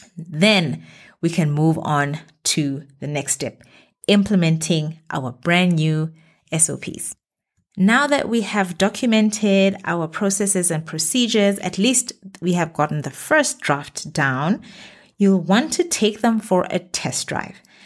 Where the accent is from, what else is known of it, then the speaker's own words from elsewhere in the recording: Botswana; moved away as an adult; now in Middle East; my home country, Botswana